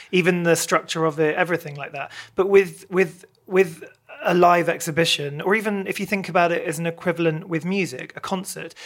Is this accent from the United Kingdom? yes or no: yes; Maidenhead, South East England, United Kingdom; grew up in Maidenhead.